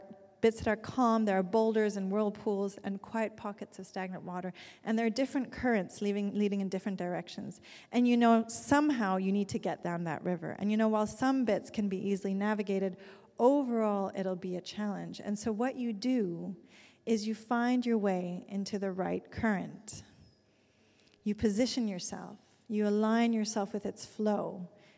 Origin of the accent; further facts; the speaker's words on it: Zurich, Switzerland; moved away; my hometown in Zurich